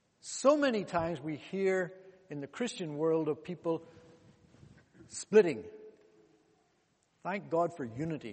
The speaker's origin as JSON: {"language": "English", "country": "DR Congo", "tie": "born there", "said": "I was born in Congo, DRC. In those days, it was called the Belgian Congo."}